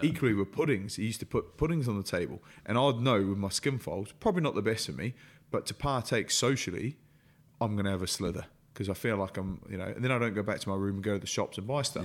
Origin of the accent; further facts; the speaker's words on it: New Zealand; moved away; growing up in New Zealand, everything to do with it, then moving here